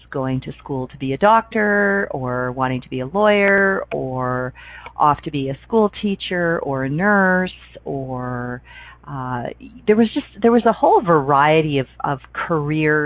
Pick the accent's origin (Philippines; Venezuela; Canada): Canada; Toronto, Ontario; moved away as an adult; I grew up in Toronto, Ontario